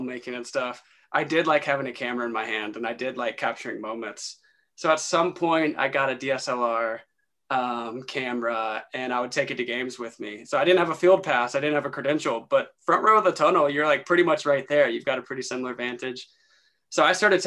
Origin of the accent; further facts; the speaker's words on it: North Carolina, United States; growing up in North Carolina